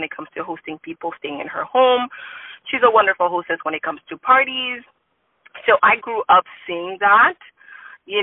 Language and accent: English; Haiti; moved away as an adult; also born or lived in Fort Lauderdale, United States; now in Miami, United States; I grew up in Haiti.